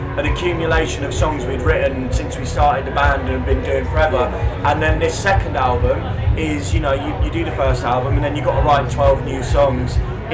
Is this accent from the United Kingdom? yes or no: yes; Hastings, South East England, United Kingdom; We're from Hastings